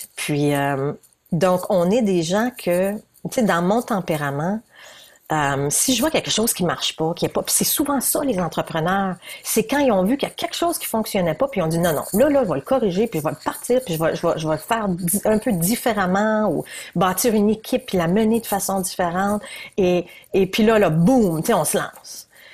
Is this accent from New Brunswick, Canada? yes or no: yes; New Brunswick, Canada; je suis bien du Nouveau-Brunswick